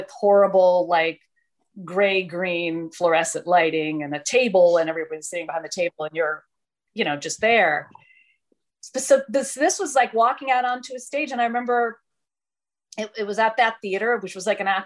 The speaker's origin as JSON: {"language": "English", "town": "Detroit", "region": "Michigan", "country": "United States", "tie": "born or raised there", "moved": "as an adult", "lives_now": "New York City, United States", "said": "I had come from Detroit, which was my hometown"}